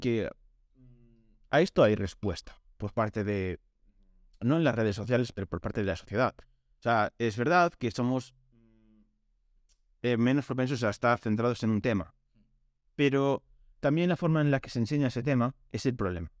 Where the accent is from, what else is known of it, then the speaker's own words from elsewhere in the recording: Galicia, Spain; venía de Coruña para mi pueblo